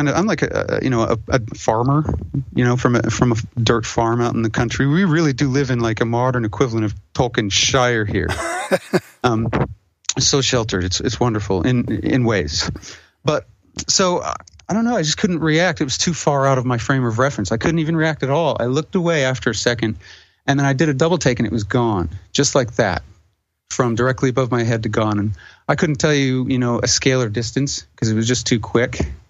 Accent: a reservation in Wyoming, United States; I'm half Indian, so I grew up on the reservation in Wyoming.

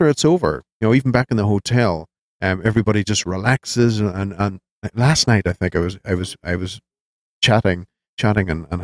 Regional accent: Ireland; I'm Irish

